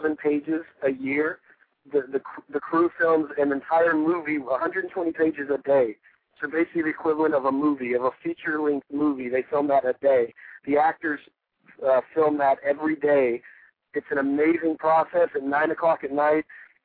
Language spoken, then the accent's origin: English; Greensboro, North Carolina, United States; moved away as an adult; now in Los Angeles, United States; I was born in Greensboro, North Carolina. I was raised in Greensboro.